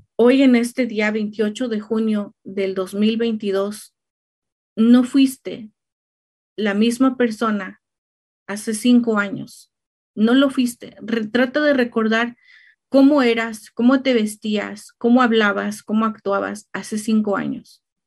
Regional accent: Mexico; now in Riverside, United States; México, de donde soy yo

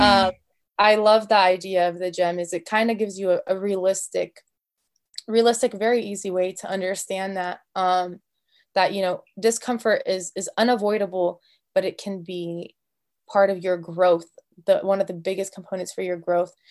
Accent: United States; I'm Arab American, and so I grew up with a little bit more of that culture and that influence

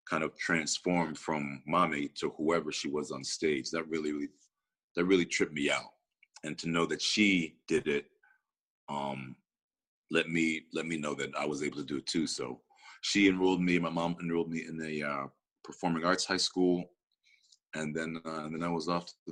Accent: Rochester, New York, United States; I grew up in Rochester, New York.

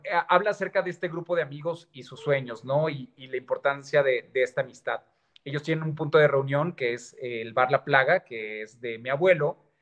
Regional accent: Guadalajara, Jalisco, Mexico; Yo soy de Guadalajara, Jalisco. Soy tapatío.

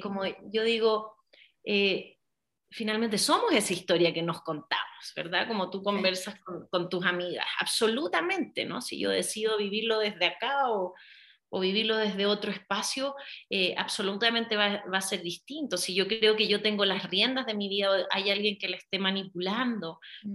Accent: Chile; moved away as an adult; now in Mexico; nací en Chile, vivía allá hasta como los 19 años

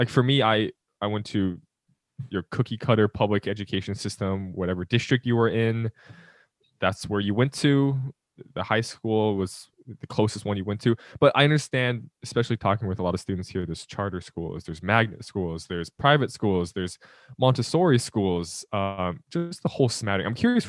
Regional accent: California, United States; also born or lived in Utah; I was born in Utah, moved to California, and then moved to multiple places in California.

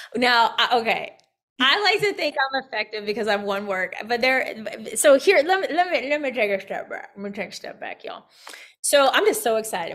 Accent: Midwest, United States; also born or lived in Evansville, Indiana; being a Midwesterner, I lived in Indiana, lived in Evansville, Indiana

